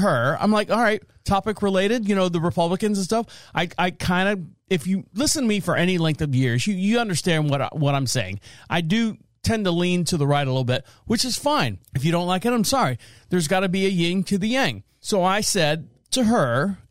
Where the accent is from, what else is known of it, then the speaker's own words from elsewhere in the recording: Florida, United States; I'm from Florida.